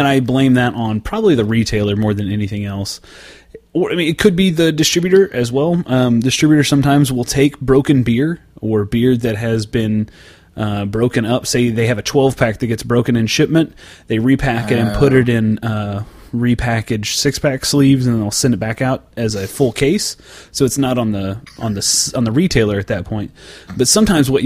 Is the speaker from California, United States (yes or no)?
no; central Oklahoma, United States; my hometown in central Oklahoma